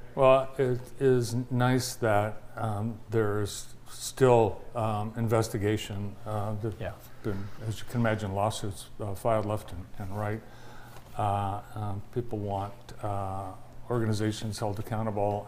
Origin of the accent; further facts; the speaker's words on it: Vermont, United States; also born or lived in Montpelier, Vermont; now in Jackson, United States; my home state mm. of Vermont